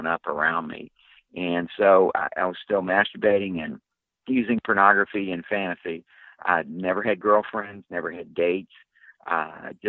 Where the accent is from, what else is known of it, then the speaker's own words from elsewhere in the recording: West Virginia, United States; I grew up in West Virginia, in coal mining country.